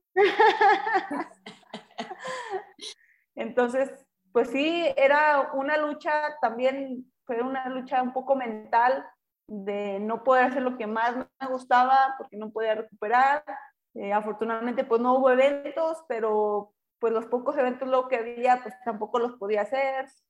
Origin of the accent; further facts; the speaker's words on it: Durango, Mexico; now in León, Mexico; yo regresé a mi tierra, Durango. Eh, aquí les está estamos ahorita viviendo en León